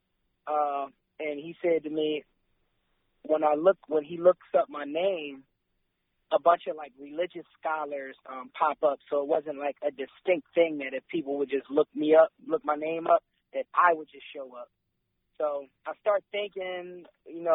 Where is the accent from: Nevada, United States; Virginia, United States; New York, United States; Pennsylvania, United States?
Pennsylvania, United States; Philadelphia; also born or lived in Kentucky / Delaware; I was born and raised in Philadelphia, but I also lived in Kentucky for a bit, and also Delaware at a young age